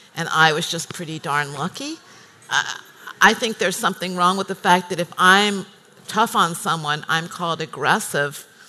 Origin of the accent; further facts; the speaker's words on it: United States; moved away as an adult; I'm American